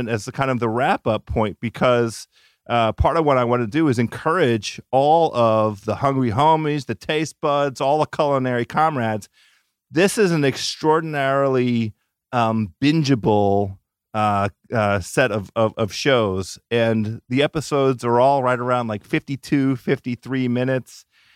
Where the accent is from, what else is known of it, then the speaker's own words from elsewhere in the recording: Washington, District of Columbia, United States; my hometown and the Ethiopian food and the vibrant culture here in Washington, D.C.